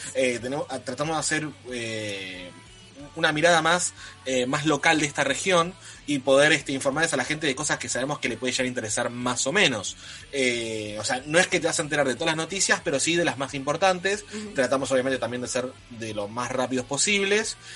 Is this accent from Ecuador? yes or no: no; Argentina; nosotros somos de Argentina